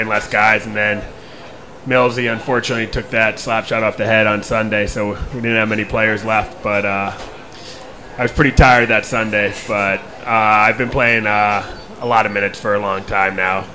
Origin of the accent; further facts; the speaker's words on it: Long Island, New York, United States; I'm from Long Island. I grew up going to the beach all the time